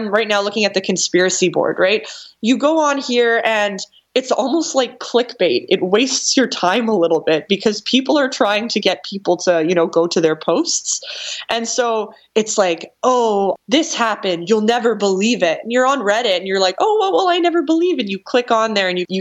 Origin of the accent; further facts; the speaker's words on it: Canada; I'm Canadian